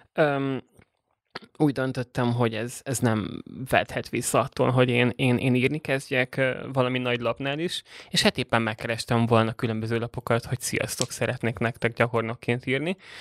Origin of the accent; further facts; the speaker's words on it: Budapest, Hungary; also born or lived in Borsod-Abaúj-Zemplén (village); én egy 2000 fős kis faluból uh, indultam, Borsodból, és 8 évesen kerültem Budapestre, és uh, gimnáziumot már, már itt jártam